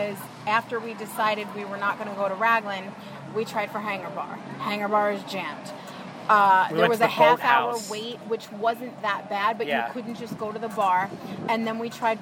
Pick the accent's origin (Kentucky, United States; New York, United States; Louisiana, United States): New York, United States; moved away; someone born and raised in New York